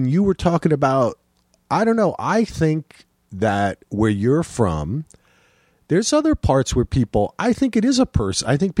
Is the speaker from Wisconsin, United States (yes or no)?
no; New Jersey, United States; moved away; I'm from New Jersey.